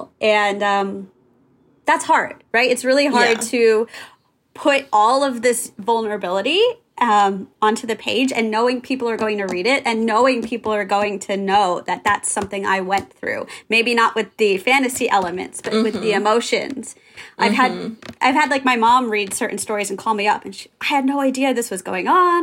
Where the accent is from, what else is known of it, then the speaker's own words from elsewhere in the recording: New Jersey, United States; growing up in South Jersey